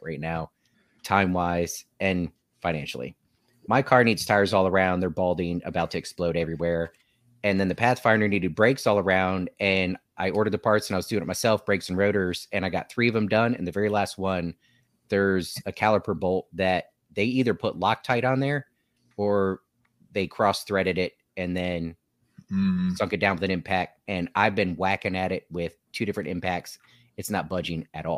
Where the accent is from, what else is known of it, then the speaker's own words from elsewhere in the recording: Newport News, Virginia, United States; We're all from Newport News